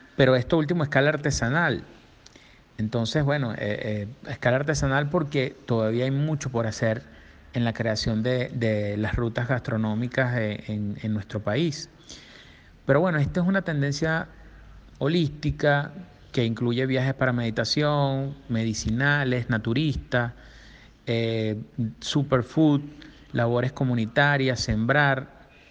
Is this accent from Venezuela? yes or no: yes; Margarita Island, Nueva Esparta, Venezuela; yo soy de Margarita y allá desarrollé por, por muchos años eh, mi actividad empresarial y también eh, política